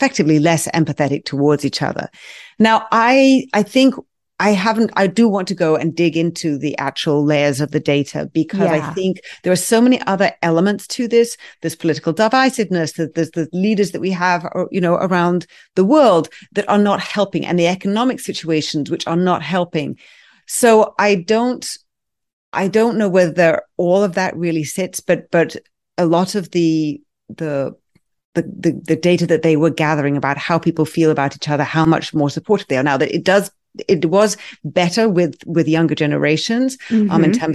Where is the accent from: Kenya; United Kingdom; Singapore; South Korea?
United Kingdom; England; now in United States; I grew up in England and, you know, therapy still isn't, you know, as acceptable as it is here in the US